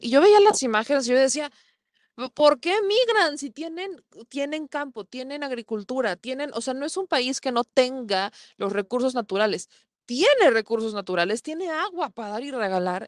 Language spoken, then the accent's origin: Spanish; Mexico